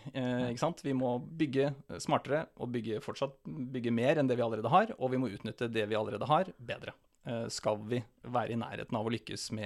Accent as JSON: {"language": "Norwegian", "town": "Vadsø", "region": "Finnmark", "country": "Norway", "tie": "born or raised there", "said": "Ja, født og oppvokst i Finnmark. Bodd i Vadsø i 13 år."}